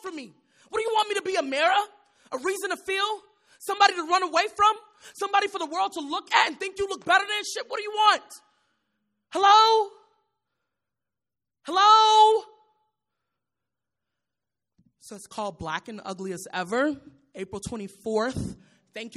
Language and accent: English; Chicago, Illinois, United States; I'm from Chicago